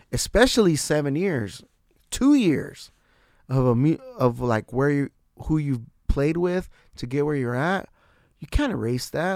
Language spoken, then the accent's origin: English; San Diego, California, United States; I'm from San Diego, wherever I'm at.